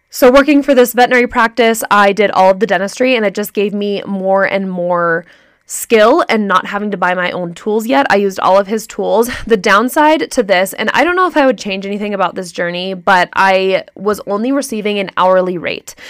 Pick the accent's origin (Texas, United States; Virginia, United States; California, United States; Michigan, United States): California, United States; Santa Clarita; moved away; I'm from Santa Clarita, California